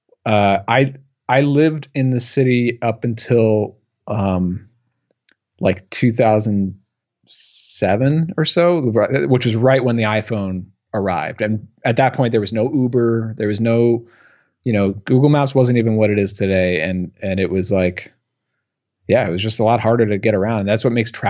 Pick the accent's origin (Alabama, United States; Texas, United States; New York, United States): New York, United States; Long Island; accent: Long Island; I get the New York accent, the Long Island accent there